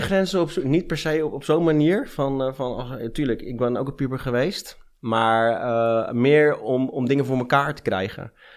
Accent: Amsterdam, North Holland, Netherlands; also born or lived in Rotterdam; now in Friesland, Netherlands; Ik ben in Amsterdam geboren

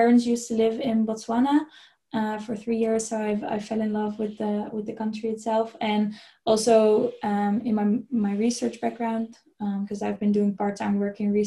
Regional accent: a small town near Nijmegen, Gelderland, Netherlands; moved away as an adult; also born or lived in Utrecht; I am originally from a small town near Nijmegen in the east, middle east of the Netherlands

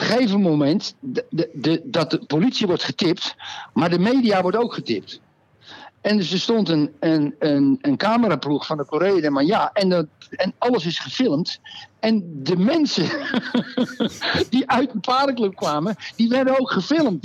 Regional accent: Netherlands; now in Portugal; ik ben een Nederlander

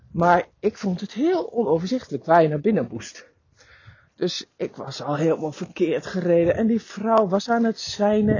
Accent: Drenthe, Netherlands; ik ben Drentse van oorsprong

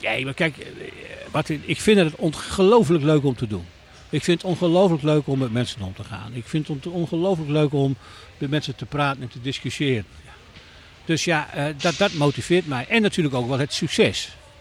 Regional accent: Netherlands; wij allemaal als Nederlanders

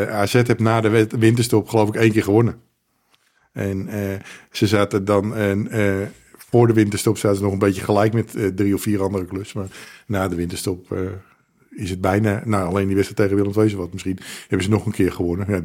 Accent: Friesland, Netherlands; wat, wat die Friese kunnen, ik ben ook Fries.

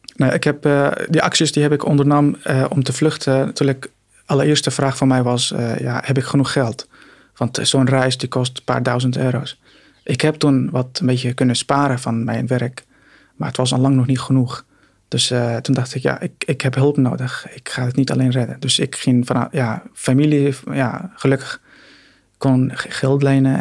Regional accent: Syria; Dutch is a second language; now in Netherlands; mijn Syrische paspoort. Ik kom uit Syrië

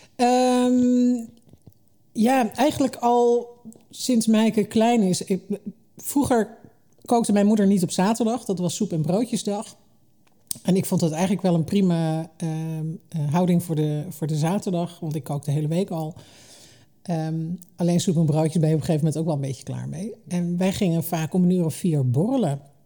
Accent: Hengelo, Overijssel, Netherlands; also born or lived in Almelo / Limburg (family); ik ben deels opgegroeid in Twente. Eh, in Hengelo en in Almelo

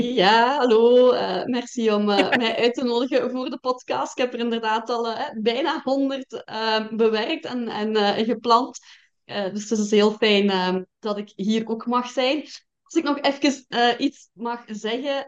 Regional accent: Belgian Limburg, Flanders, Belgium; Ik ben afkomstig uit Limburg, Belgisch Limburg dan, hè? zoals dat je waarschijnlijk kunt horen

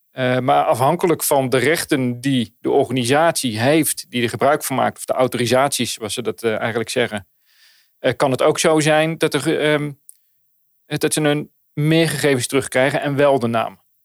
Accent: Netherlands; wij als Nederlanders

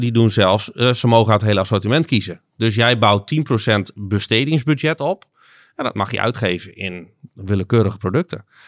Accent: Groningen, Netherlands; also born or lived in Zuidlaren / Tynaarlo; 35 jaar, opgegroeid hier in Groningen.

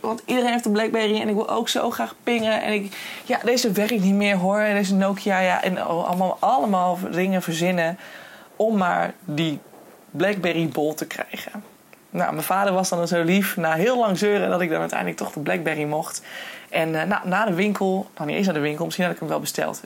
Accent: Hoogezand, Groningen, Netherlands; ik kom van origine uit Hoogzand en daar ben ik geboren en getogen

